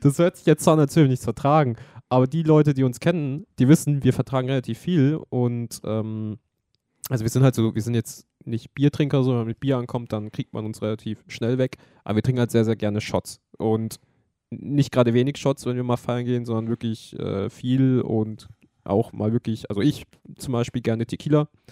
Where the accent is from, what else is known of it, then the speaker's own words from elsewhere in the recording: Germany; wir sind aus Deutschland